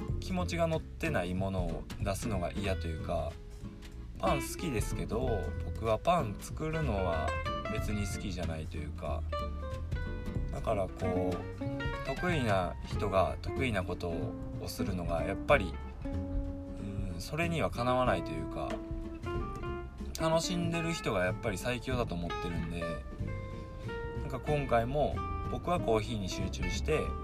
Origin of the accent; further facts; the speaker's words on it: Suzuka, Mie, Japan; 僕の地元の三重県鈴鹿市ってとこで